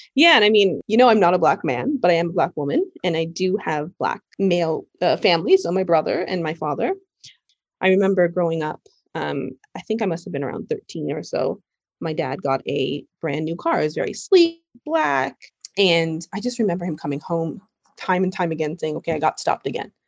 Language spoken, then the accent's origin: English; Toronto, Ontario, Canada; moved away as an adult; now in New York, United States; I'm from Canada, I'm from Toronto